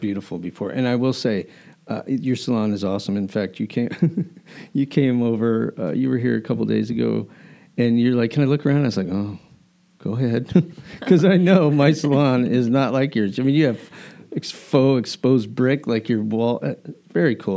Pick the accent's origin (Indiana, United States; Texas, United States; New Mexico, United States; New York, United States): New Mexico, United States; Albuquerque; now in Delaware, United States; I grew up in Albuquerque